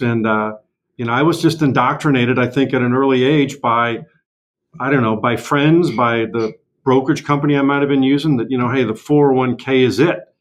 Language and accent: English; St. Louis, Missouri, United States; moved away as an adult; I was born and raised in St. Louis